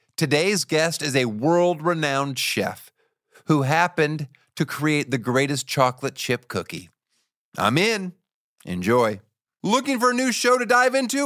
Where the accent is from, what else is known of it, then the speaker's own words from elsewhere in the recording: Boppard, Rhineland-Palatinate, Germany; moved away; I was born in Germany